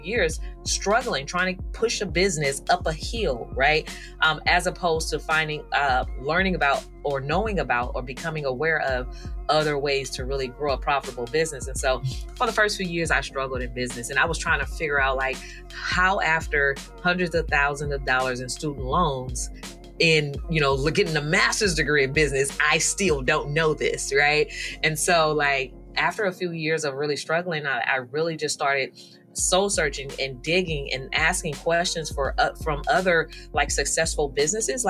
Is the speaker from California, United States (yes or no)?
yes; San Francisco Bay Area, California, United States; I'm from the San Francisco Bay Area